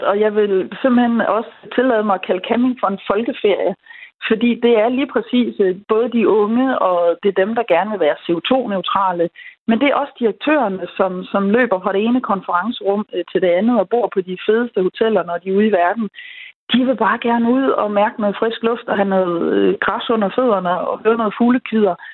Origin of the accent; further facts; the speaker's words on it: West Jutland, Central Denmark Region, Denmark; nu er jeg jo fra Vestjylland